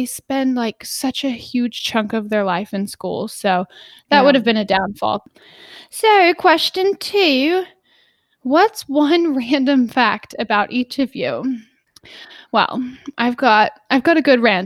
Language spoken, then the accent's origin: English; Dallas, Texas, United States; I am from Dallas